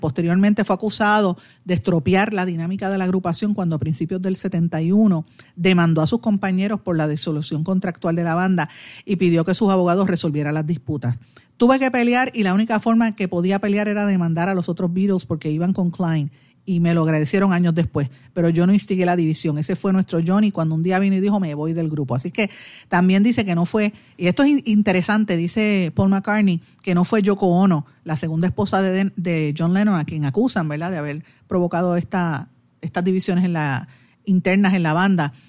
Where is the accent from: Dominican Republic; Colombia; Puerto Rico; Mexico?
Puerto Rico